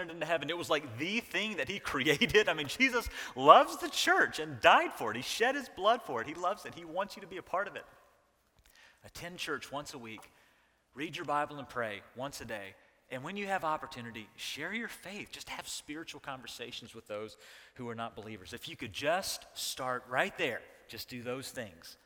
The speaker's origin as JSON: {"language": "English", "region": "the South", "country": "United States", "tie": "born or raised there", "said": "I was raised in the South"}